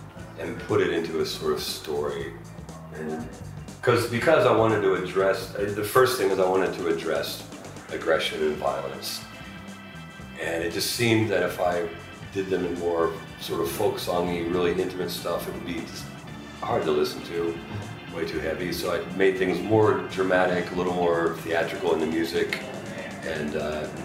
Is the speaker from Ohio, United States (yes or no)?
yes; Ohio, United States; moved away as an adult; also born or lived in France; now in Memphis, United States; I'm from Ohio